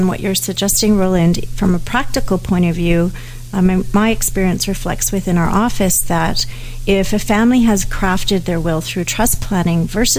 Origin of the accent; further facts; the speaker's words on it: Canada; Even though I'm a Canadian, America has different legal systems than we do, as everyone knows.